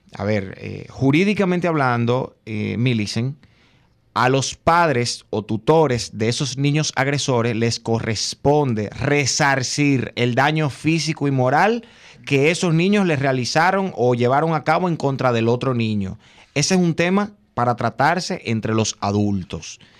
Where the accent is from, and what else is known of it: Dominican Republic